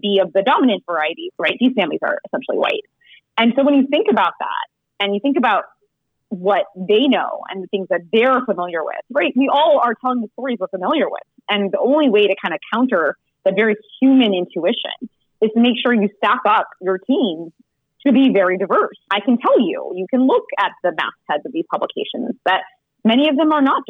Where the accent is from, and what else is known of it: New York City, New York, United States; born or raised there; also born or lived in India